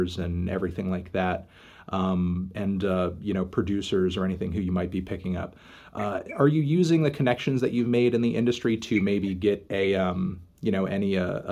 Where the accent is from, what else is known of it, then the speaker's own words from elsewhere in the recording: United States; as an American